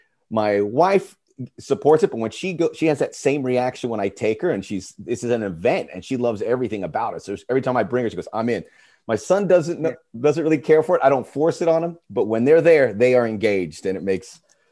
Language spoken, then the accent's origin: English; United States; as an American